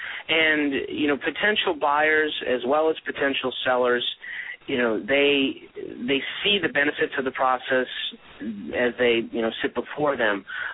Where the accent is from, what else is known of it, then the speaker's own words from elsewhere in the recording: Charlotte, North Carolina, United States; And I've grown up in the Charlotte, North Carolina area and had traveled around and lived in various other places in my upbringing. But I call Charlotte home now.